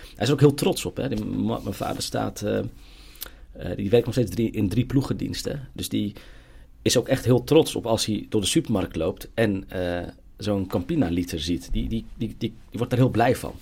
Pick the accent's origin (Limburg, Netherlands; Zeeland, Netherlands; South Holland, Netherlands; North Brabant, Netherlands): South Holland, Netherlands; Gouda; ik ben geboren en getogen in Gouda.